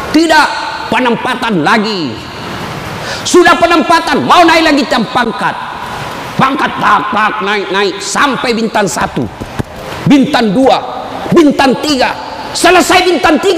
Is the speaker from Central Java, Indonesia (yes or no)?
no; South Sulawesi, Indonesia; Oh itu orang Bugis pinggiran. Kalau kami ini Bugis modern.